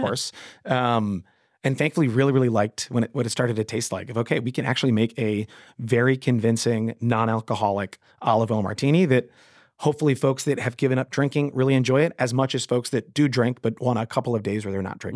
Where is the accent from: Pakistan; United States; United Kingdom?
United States; Westchester County, New York; I grew up in Westchester County where we didn't have a Wegmans at the time